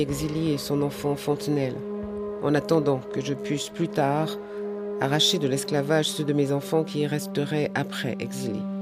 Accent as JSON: {"language": "French", "country": "Martinique", "said": "je suis de la Martinique"}